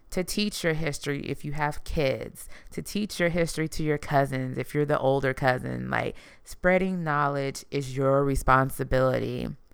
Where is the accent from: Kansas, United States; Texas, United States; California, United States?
Texas, United States; Houston; I am from Houston, Texas